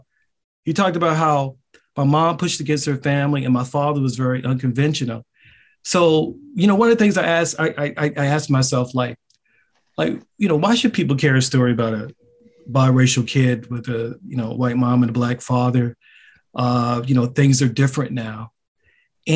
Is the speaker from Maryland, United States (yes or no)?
yes; Baltimore, Maryland, United States; I grew up in an extremely racially segregated neighborhood